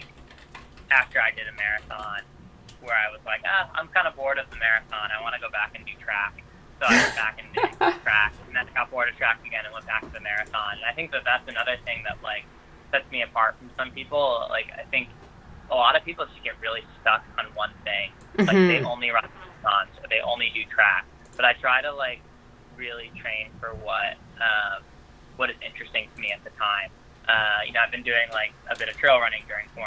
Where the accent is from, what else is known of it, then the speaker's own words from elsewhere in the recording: Albany, New York, United States; my hometown course in Albany, New York